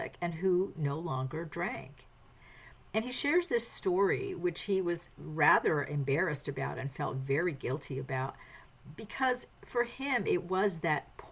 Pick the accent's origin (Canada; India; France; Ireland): France; moved away; I grew up in France. I speak French